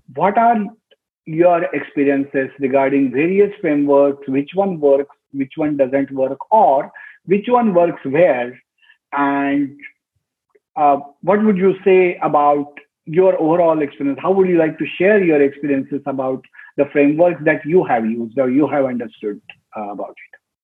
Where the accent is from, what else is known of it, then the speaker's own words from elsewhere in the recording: Pune, Maharashtra, India; moved away as an adult; go back to my hometown where I literally was born um, and brought up and started my career